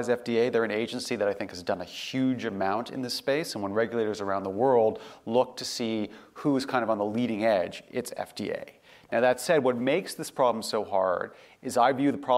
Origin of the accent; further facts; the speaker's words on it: Canada; moved away; I grew up in Canada.